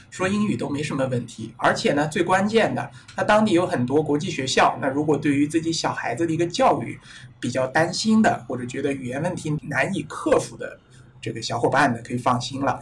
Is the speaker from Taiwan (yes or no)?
no; China; 我们中国人